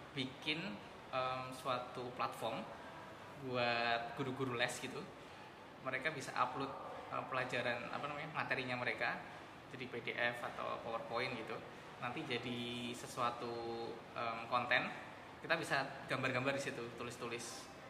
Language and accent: Indonesian; Yogyakarta, Special Region of Yogyakarta, Indonesia; moved away; also born or lived in Singapore; saya juga aslinya Jogja